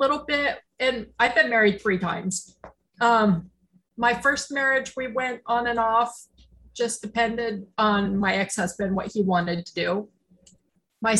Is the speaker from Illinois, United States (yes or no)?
no; Roswell, New Mexico, United States; I grew up in New Mexico